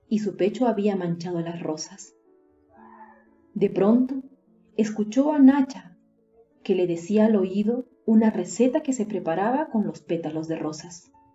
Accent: Peru; soy de Perú

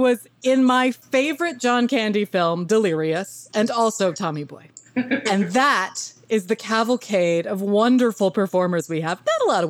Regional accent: Arkansas, United States; But I grew up in Arkansas

